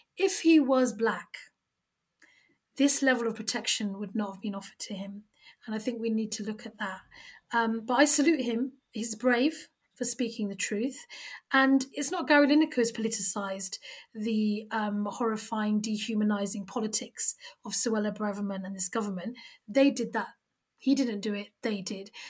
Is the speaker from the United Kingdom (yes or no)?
yes; United Kingdom; we are three British Muslim women who happen to wear the hijab